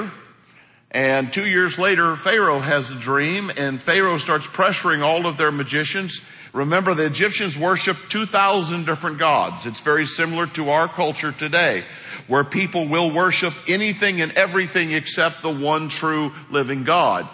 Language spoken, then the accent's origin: English; Hawk Point, Missouri, United States; moved away; my hometown of Hawk Point for a while. Hawk Point, Missouri is where I'm from.